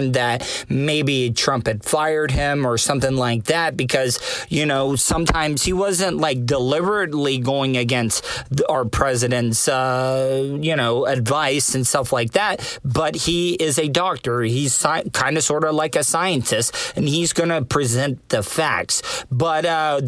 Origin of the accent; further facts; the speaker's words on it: De Leon Springs, Florida, United States; the people that raised me, the people I grew up with in Volusia County, especially De Leon Springs, Florida